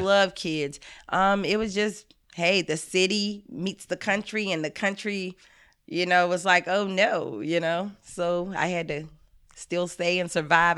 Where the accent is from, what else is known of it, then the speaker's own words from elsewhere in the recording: the South, United States; I'm from the South.